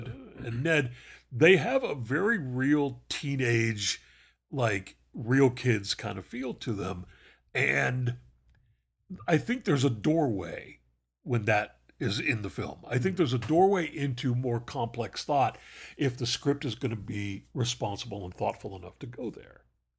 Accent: North West England, United Kingdom; I grew up in the Eden Valley in the north of England, quite literally the opposite end of the country from the farm in the film.

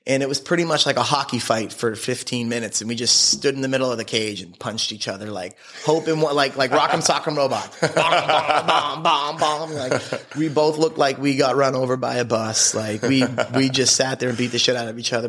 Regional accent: Abington, Massachusetts, United States; moved away as an adult; also born or lived in Denver, Colorado; I grew up in Abington, South Shore of Boston.

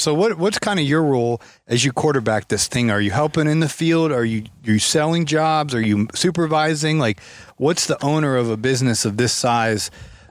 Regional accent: Athens, Ohio, United States; I grew up in Athens, Ohio, which is a college town

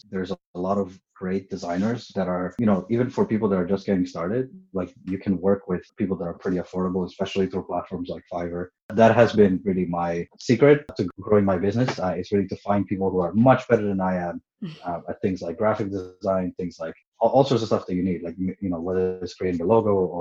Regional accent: Montreal, Quebec, Canada; moved away as an adult; now in Toronto, Canada; I moved to Toronto January 2017. I'm originally from Montreal

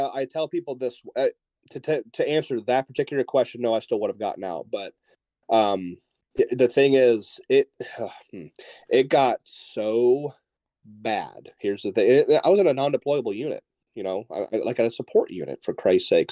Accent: Northeast Ohio, United States; moved away; I grew up in Northeast Ohio, so Columbus was two hours from where I used to live

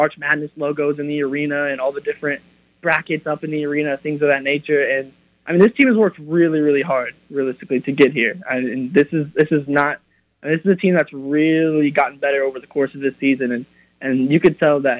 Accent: Norman, Oklahoma, United States; I'm born and raised in Norman.

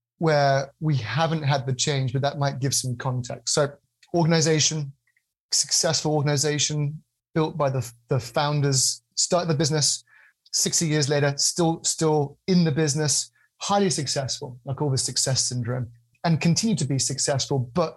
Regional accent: United Kingdom; I'm a British guy

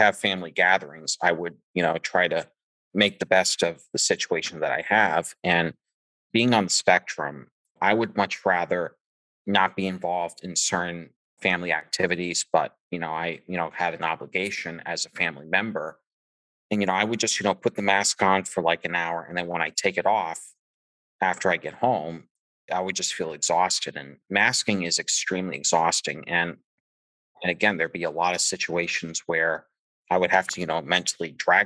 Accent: Massachusetts, United States; I am also from Massachusetts, about 45 minutes south of Boston and about 10 minutes from Providence, Rhode Island

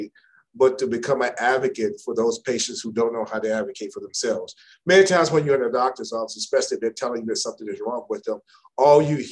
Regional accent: Chicago, Illinois, United States; also born or lived in Maryland; now in Dallas, United States; I'm originally from Chicago

